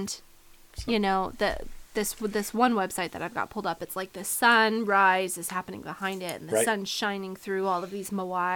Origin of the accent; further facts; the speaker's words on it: United States; I'm an American, I'm a Westerner